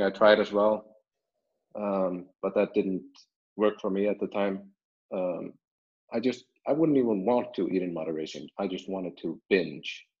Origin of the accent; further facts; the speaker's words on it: Iceland; I'm born and raised in Iceland